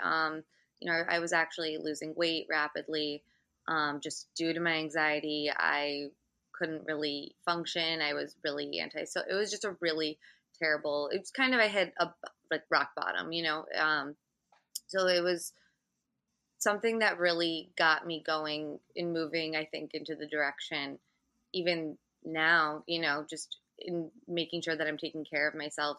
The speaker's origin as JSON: {"language": "English", "region": "Michigan", "country": "United States", "moved": "yes", "lives_now": "New York City, United States", "said": "I'm from Michigan"}